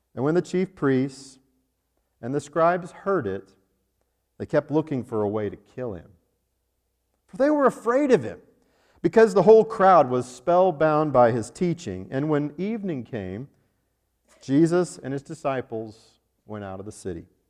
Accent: Arvada, Colorado, United States; the King Soopers grocery store in Arvada, Colorado, my hometown

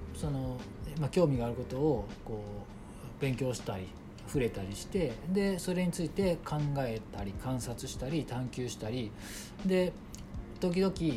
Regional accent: Osaka, Japan; now in Kyoto, Japan; 大阪生まれで、まあ、主に京都に今はいるんで

